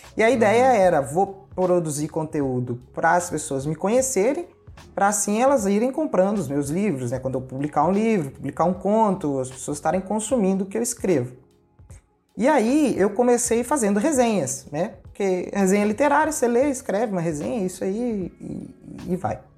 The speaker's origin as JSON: {"language": "Portuguese", "town": "Ipatinga", "region": "Minas Gerais", "country": "Brazil", "tie": "born or raised there", "said": "Eu sou mineirinho. Eu. Ah. Eu nasci em Patinga, eu moro perto de Patinga"}